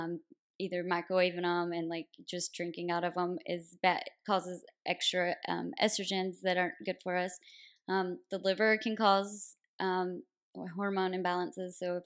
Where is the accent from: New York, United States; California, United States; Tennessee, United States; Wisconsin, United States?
Tennessee, United States; a small town outside Nashville; moved away as an adult; also born or lived in Connecticut; now in San Diego, United States; So I'm originally from Nashville, Tennessee, a really small town outside of Nashville.